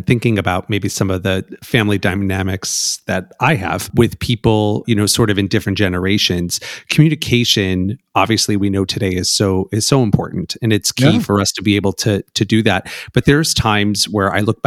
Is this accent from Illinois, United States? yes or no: yes; Chicago, Illinois, United States; I'm from Chicago